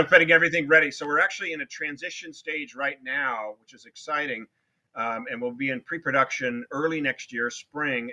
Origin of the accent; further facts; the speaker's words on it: Newport Beach, California, United States; I had a great elementary school when I was growing up in Newport Beach, California